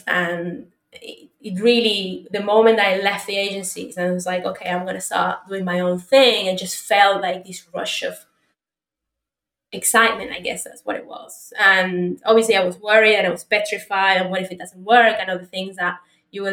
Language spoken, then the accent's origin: English; Argentina; moved away; I'm originally from Argentina